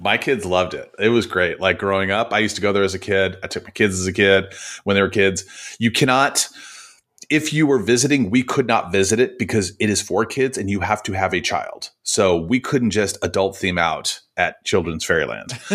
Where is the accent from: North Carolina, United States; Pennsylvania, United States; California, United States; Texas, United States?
California, United States; Oakland; I grew up in Oakland, California.